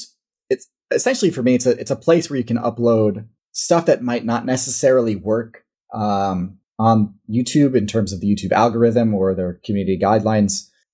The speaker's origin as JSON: {"language": "English", "region": "Midwest", "country": "United States", "accent": "Midwestern", "said": "at least how I would read it in English in my Midwestern accent."}